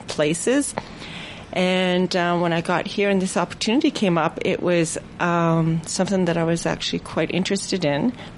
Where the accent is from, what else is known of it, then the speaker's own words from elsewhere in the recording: Fort St. James, British Columbia, Canada; I am from Nakazli Huaten, Nakazli in Fort St. James